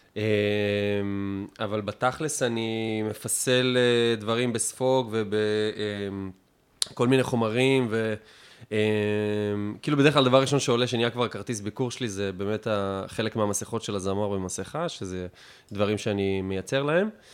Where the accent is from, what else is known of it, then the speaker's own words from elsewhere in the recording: Afula, Northern District, Israel; moved away; also born or lived in Tel Aviv; אני מעפולה, אני מעפולה הרגילה, לא גבעת